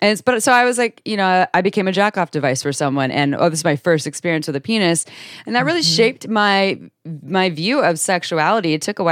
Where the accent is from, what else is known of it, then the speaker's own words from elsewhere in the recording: Santa Cruz, California, United States; And I grew up in Santa Cruz, California, in a household with, it was definitely dysfunction in there.